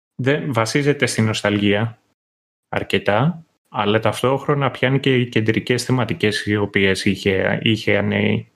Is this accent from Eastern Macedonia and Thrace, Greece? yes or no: no; Kythira, Attica, Greece; εγώ που μεγάλωσα στα Κύθυρα πιάναμε και κριτικά κανάλια